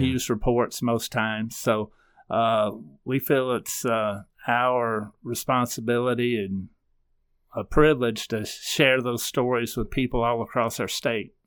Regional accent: South Carolina, United States; moved away as an adult; also born or lived in Nashville, Tennessee; growing up in South Carolina

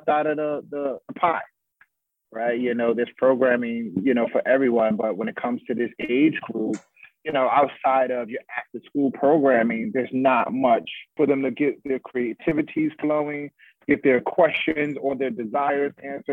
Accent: New York City, New York, United States; my upbringing and growing up in Bronx River Projects

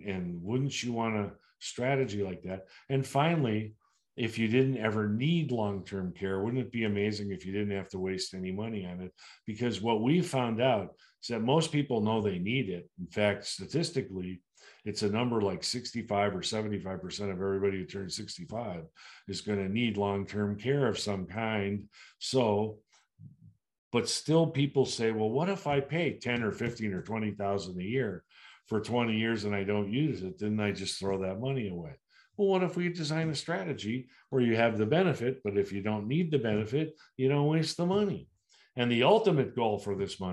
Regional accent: United States

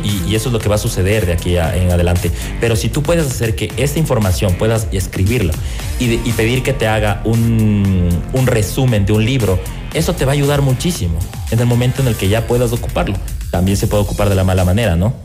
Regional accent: Ecuador; como diseñadores ecuatorianos

